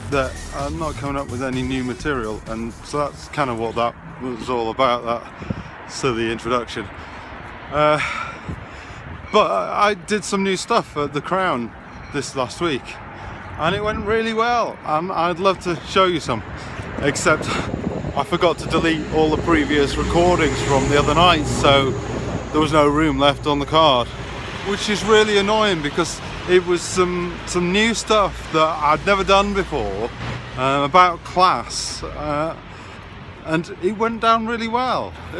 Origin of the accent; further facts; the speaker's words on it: Yorkshire and the Humber, United Kingdom; So it's about me being a Yorkshireman, but I'm not really working class anymore.